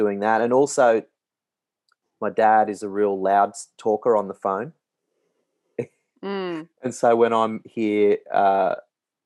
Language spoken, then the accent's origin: English; Queensland, Australia; someone spoke like me from Queensland